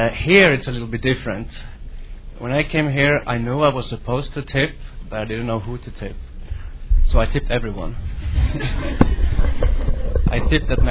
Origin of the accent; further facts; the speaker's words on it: Västerås, Västmanland, Sweden; English is a second language; moved away as an adult; now in United States; I'm from Västerås, Sweden